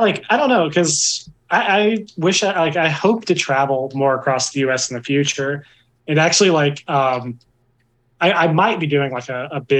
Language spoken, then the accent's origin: English; Galveston, Texas, United States; now in Kentucky, United States